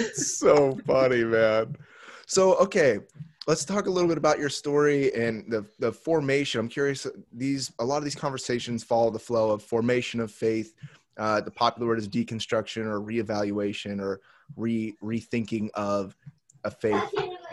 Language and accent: English; Indianapolis, Indiana, United States; moved away as an adult; also born or lived in Miami, Florida; now in San Diego, United States; grew up in on the south side of Indianapolis, Indiana.